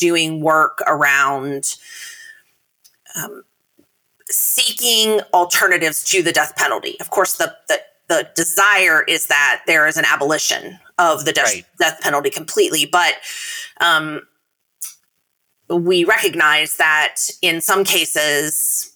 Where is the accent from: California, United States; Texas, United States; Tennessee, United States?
Tennessee, United States; the governor of my home state, Bill Lee